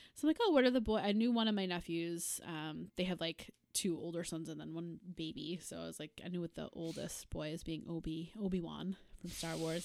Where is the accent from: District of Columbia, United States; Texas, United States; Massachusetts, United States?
Massachusetts, United States; Boston; we are from the Boston area